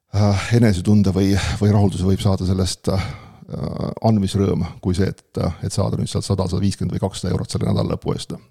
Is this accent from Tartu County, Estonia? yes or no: no; Pärnu area, Pärnu County, Estonia; ma olen ka Pärnu kandist olen pärit